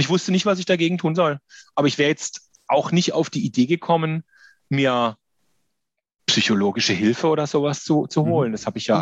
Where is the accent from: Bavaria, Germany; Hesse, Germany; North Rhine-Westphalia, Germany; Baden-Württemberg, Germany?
Baden-Württemberg, Germany; Karlsruhe; also born or lived in Berlin; ich komme aus Karlsruhe